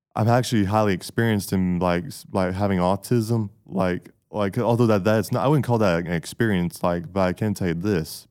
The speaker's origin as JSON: {"language": "English", "town": "Camilla", "region": "Georgia", "country": "United States", "said": "I'm from Camilla, Georgia."}